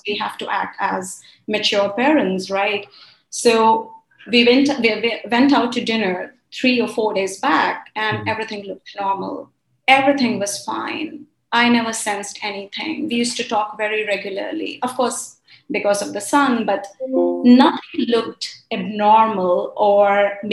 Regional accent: India; moved away as an adult; also born or lived in Kuwait / Middle East; I was born in Kuwait. Then we moved to India during the war.

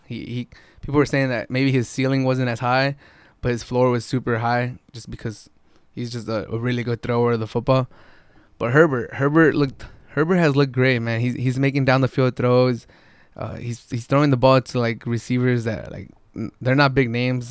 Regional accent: San Diego, California, United States; I'm from San Diego

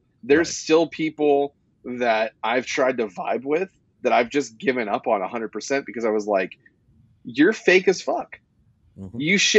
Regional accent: West Coast, United States; moved away as an adult; now in Louisville, United States; I'm not from here. I'm from the West Coast

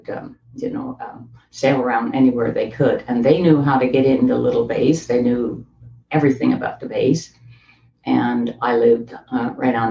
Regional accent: Newfoundland and Labrador, Canada; I was born in Newfoundland, Canada, and I was the last of a large family.

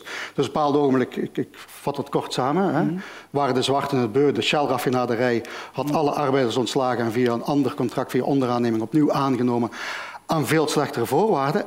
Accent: Genk, Flanders, Belgium; now in Malaga, Spain; ik ben opgegroeid in Genk, tussen verschillende culturen

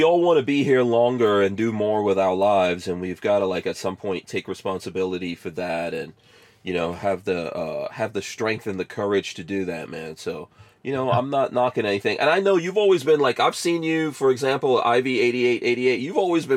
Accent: New York City, New York, United States; I grew up in New York City

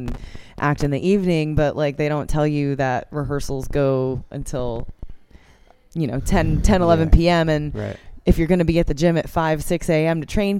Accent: Austin, Texas, United States; I cannot afford to buy a house in my hometown anymore.

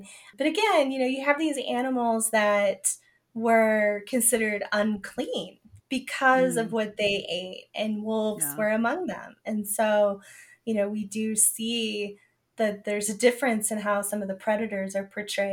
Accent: Southern Arizona, United States; I'm from Southern Arizona and we have javelina

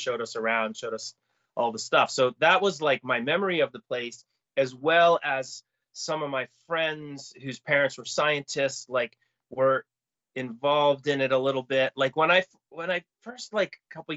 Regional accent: Falmouth, Massachusetts, United States; moved away as an adult; also born or lived in New York City, United States / Boston, United States; I grew up in Falmouth

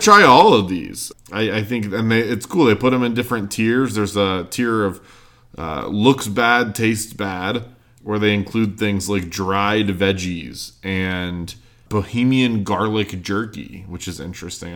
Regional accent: North Carolina, United States; where I grew up in North Carolina

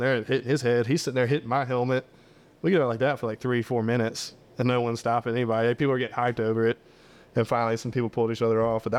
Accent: Mississippi, United States; I'm in my hometown, like, so my house is 6 minutes away

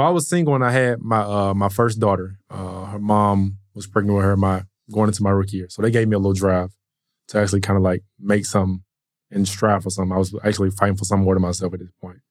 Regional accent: Atlanta, Georgia, United States; born and raised in Atlanta, um, went to Mays High School

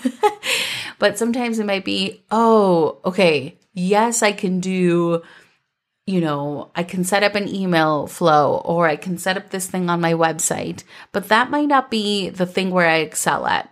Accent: Minnesota, United States; growing up in Minnesota

